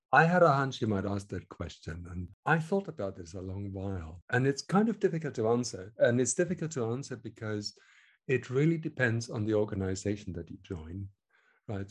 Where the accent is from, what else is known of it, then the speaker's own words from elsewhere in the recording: Germany; accent: German; English is a second language; moved away as an adult; also born or lived in Hamburg / Switzerland; now in London, United Kingdom; I was born in Germany, I should add, which you can probably hear from the accent